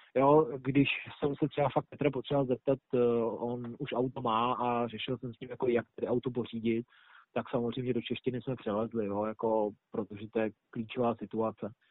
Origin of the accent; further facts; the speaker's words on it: Czechia; moved away as an adult; now in Australia; ve škole jako takový jsme tři Češi teď